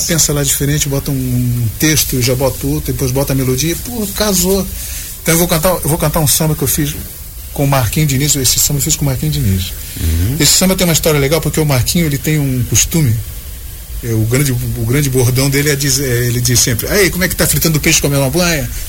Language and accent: Portuguese; Joinville, Santa Catarina, Brazil; also born or lived in Criciúma; só nasci em Criciúma, mas eu vim para cá para Joinville muito novo, veio com a minha mãe, eu cheguei aqui, eu tinha dois anos de idade. Então, a minha vida, a minha vida toda foi Joinville